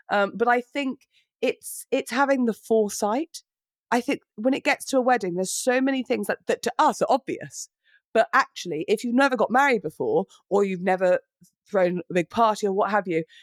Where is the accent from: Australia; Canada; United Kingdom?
United Kingdom; it's not in our nature as British people to be like, oh, look at me, look at me, and posy.